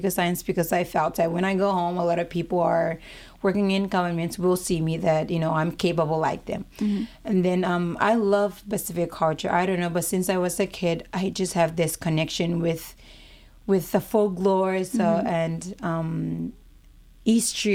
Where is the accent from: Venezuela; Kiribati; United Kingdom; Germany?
Kiribati; moved away as an adult; now in Hawaii, United States; I'm from Kitivas. It's not a Polynesian island. It's part of Micronesians, but we prefer to be Kitivas because we're Kitivas people.